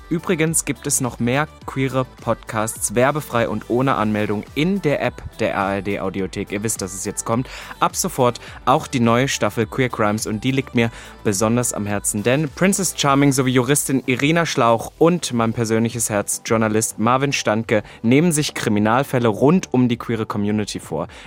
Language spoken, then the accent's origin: German; Austria; accent: Austrian; Ich, ich versuche auch noch meinen Dialekt, meinen österreichischen Dialekt wieder